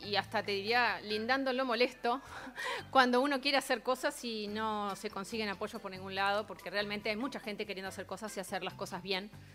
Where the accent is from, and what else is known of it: Uruguay